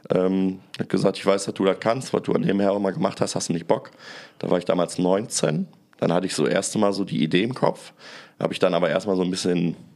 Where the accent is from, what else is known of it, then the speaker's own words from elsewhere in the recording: Bottrop, North Rhine-Westphalia, Germany; dann ist in meiner Heimatstadt in Bottrop so eine Gastromeile entstanden.